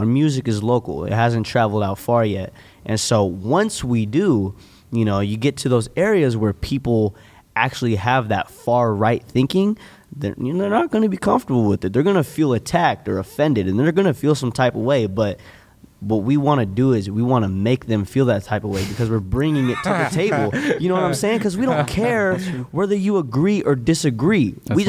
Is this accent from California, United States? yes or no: yes; Santa Rosa, California, United States; we all are from the same area. We come from Santa Rosa, and I will say loosely that we are all somewhat liberal in a sense.